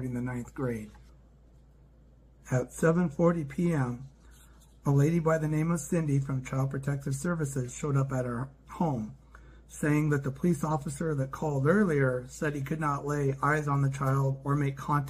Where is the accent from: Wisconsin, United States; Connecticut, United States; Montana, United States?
Montana, United States; Glasgow; also born or lived in Okinawa, Japan; I was born in Glasgow, Montana, and have lived in Montana much of my life.